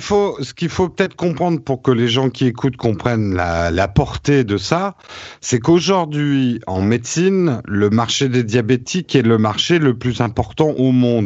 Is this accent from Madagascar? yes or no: no; France; c'est ça qui fait notre force en tant que Français